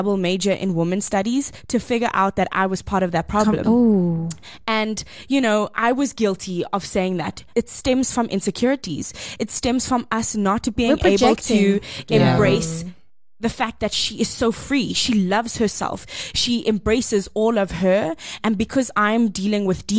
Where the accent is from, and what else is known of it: South Africa